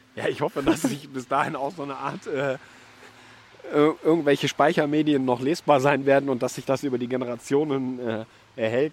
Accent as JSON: {"language": "German", "town": "Düsseldorf", "region": "North Rhine-Westphalia", "country": "Germany", "tie": "born or raised there", "also_born_or_lived": "Erkrath", "said": "in meiner eigentlichen Heimatstadt, weil ursprünglich komme ich nämlich aus Düsseldorf"}